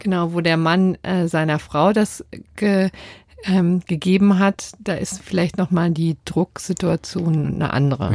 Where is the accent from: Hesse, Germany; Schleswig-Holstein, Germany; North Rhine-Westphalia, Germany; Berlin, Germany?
Berlin, Germany; meiner Heimatstadt Berlin